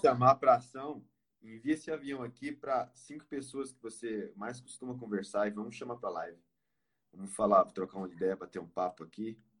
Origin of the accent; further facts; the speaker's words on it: Pernambuco, Brazil; now in São Paulo, Brazil; moro em São Paulo, na ABC. É, sou natural do Pernambuco